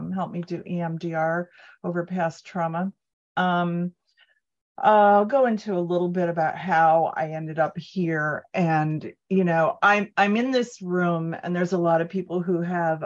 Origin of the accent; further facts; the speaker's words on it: Cleveland, Ohio, United States; I was raised in Cleveland, Rust Belt, in a 50 suburb